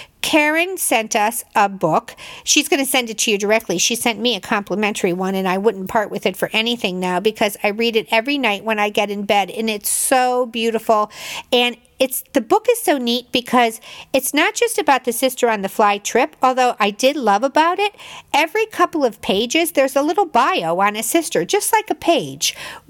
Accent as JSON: {"language": "English", "region": "Illinois", "country": "United States", "tie": "born or raised there", "said": "I grew up in Illinois. And when you grow up in the Midwest, you're a lake house person. You're not a Jersey Shore person."}